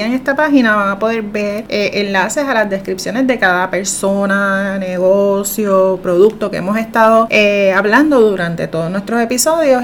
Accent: Juncos, Puerto Rico; mi pueblo en Junco

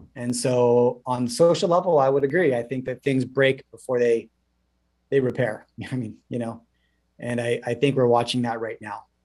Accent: Canada; as a Canadian in the last 30 plus years

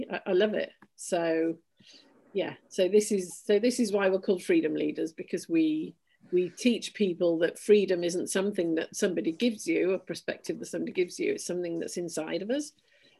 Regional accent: Yorkshire and the Humber, United Kingdom; born there; I was born in Yorkshire in 1962 to a miner and a science teacher.

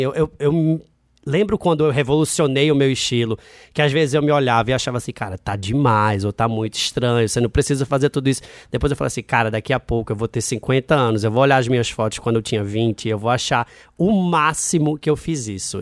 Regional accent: Recife, Pernambuco, Brazil; moved away as an adult; now in Rio de Janeiro, Brazil; eu sou de Recife, né? Eu nasci em Recife, morei lá até 19 anos e eu fui morar no Rio com 20 anos

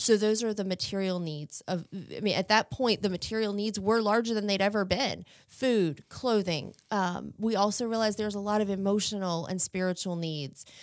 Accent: Chesterfield County, Virginia, United States; I am from Chesterfield County, Virginia

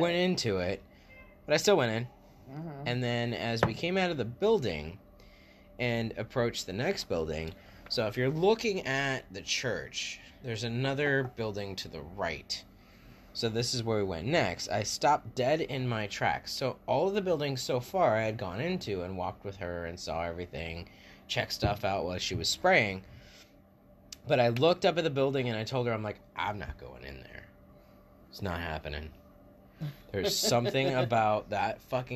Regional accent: West Palm Beach, Florida, United States; my hometown, where I was born and raised most of the time

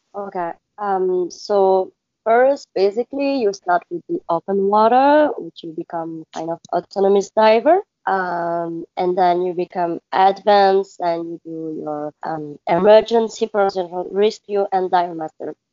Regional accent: Belgium; English is a second language; moved away as an adult; now in Maldives; I'm from Belgium

